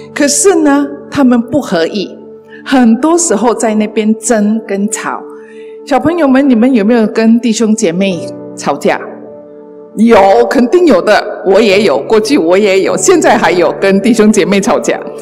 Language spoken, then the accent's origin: Chinese; Malaysia; 在我们马来西亚的，啊，幼稚园的教育